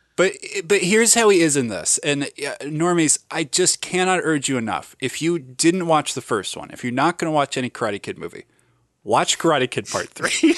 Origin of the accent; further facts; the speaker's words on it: Ohio, United States; I'm from Ohio